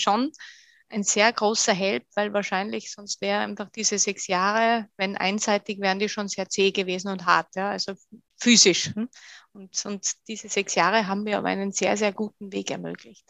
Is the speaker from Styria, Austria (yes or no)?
no; Bad Gastein, Salzburg, Austria; moved away as an adult; also born or lived in Sweden / France / Germany; Das ist mein, äh, mein Heimatort in Österreich, das ist Bad Gastein